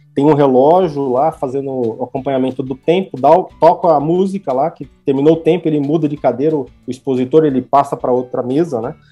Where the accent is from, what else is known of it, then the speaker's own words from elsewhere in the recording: Brazil; a gente é brasileiro